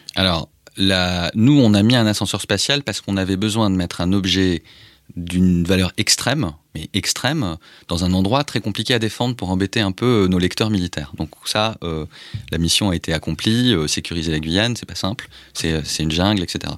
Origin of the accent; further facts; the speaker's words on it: France; je suis français